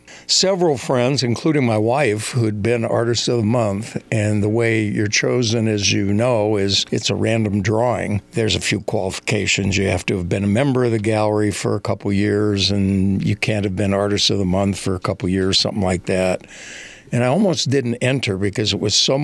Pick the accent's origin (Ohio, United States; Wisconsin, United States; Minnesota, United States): Minnesota, United States; moved away; also born or lived in New Mexico / Denver; I made a trip back home to where I grew up in Minnesota